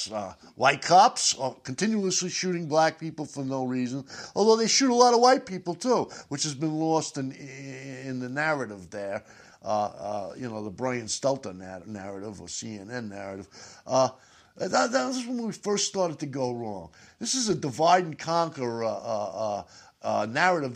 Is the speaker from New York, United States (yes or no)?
yes; New York, United States; I'm from New York